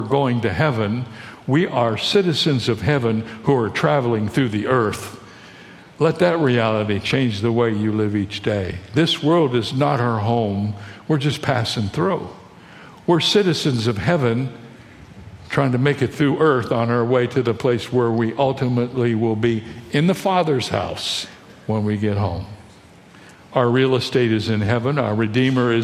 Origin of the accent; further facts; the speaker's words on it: Toledo, Ohio, United States; now in San Diego, United States; I was born in Toledo, Ohio, and I live in San Diego, California